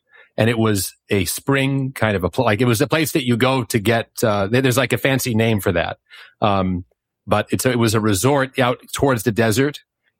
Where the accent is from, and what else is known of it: Riverside, California, United States; born or raised there; moved away as an adult; also born or lived in New York